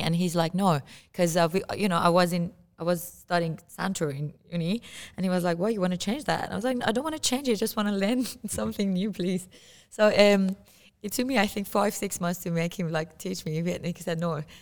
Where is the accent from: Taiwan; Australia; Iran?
Iran; moved away; I come from Iran and I play santur